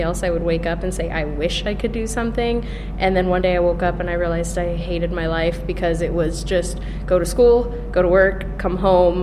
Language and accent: English; San Diego, California, United States; moved away as an adult; now in Bloomington, United States; I'm from California. I lived in San Diego, so by the beach